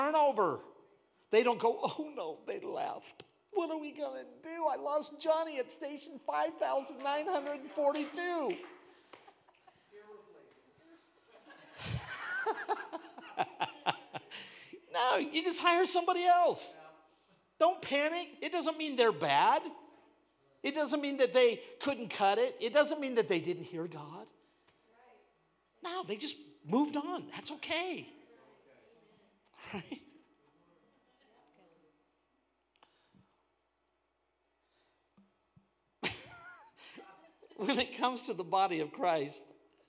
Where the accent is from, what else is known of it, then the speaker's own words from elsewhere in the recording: Washington, United States; moved away; I come from Washington.